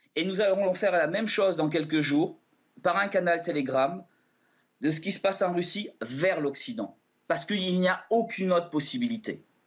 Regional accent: France; Je suis français j'ai des vieilles origines russes

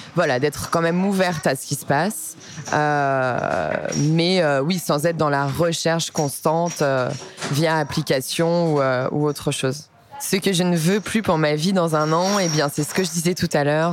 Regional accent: Lyon, Auvergne-Rhône-Alpes, France; j'ai 29 ans, je suis lyonnaise

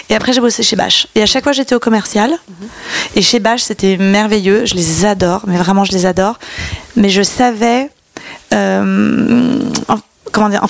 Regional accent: Ville-d'Avray, Île-de-France, France; comme je venais d'ailleurs de Ville d'Avray, qui est entre, coincée, une petite ville entre Saint-Cloud et Sèvres, j'avais le choix d'aller ou au lycée de Sèvres ou au lycée de Saint-Cloud.

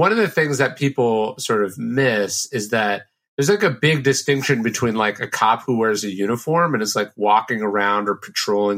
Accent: Sacramento, California, United States; I grew up in Sacramento, which is a pretty conservative town

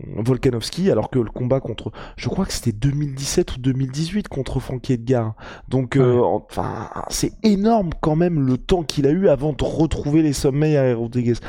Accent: France; nous, en tant que Français

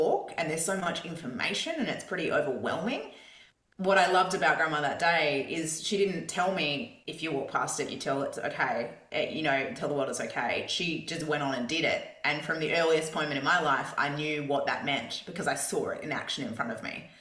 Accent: Perth, Western Australia, Australia; Perth, where I grew up in Scarborough

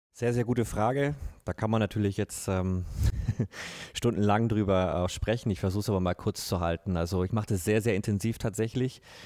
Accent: Bavaria, Germany; bei uns in Bayern

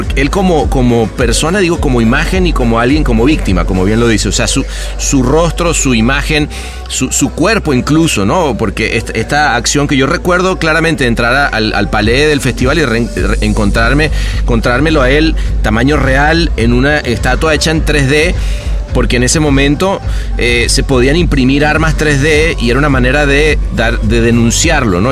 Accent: Venezuela; viniendo además de un país como, como el nuestro

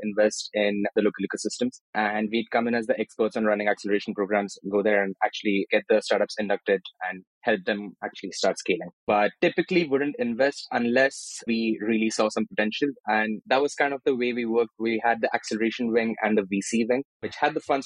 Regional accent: Maharashtra, India; moved away as an adult; also born or lived in Andhra Pradesh / Newcastle, United Kingdom; now in Portugal; I was born in Andhra Pradesh, which is in the south, and I grew up in Maharashtra, so which is basically the state where Bombay is, or Mumbai.

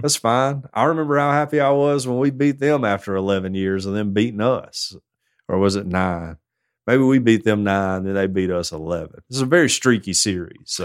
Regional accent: Tuscaloosa, Alabama, United States; I'm from Tuscaloosa

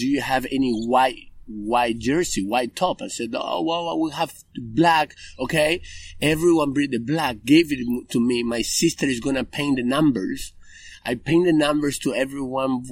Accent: Reconquista, Santa Fe, Argentina; English is a second language; moved away as an adult; also born or lived in Chile; now in Australia; As a young kid who's growing up in Reconquista, which is a city

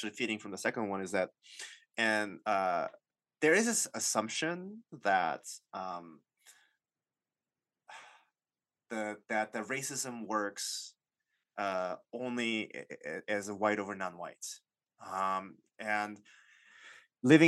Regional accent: United States; I'm Asian American

